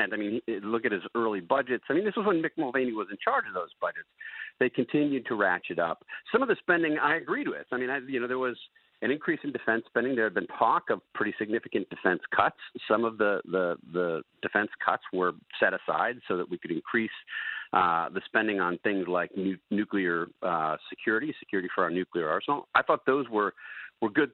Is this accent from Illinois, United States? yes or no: no; Wisconsin, United States; my home state of Wisconsin